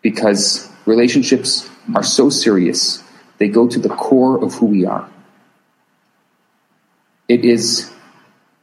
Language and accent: English; Chicago, Illinois, United States; I'm from Chicago. I grew up in Chicago.